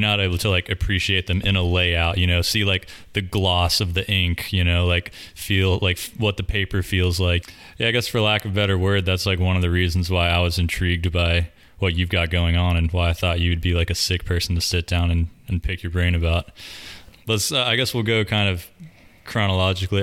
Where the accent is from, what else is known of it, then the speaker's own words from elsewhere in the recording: Davidson, North Carolina, United States; I grew up in Davidson, which is like 20 minutes up the road from here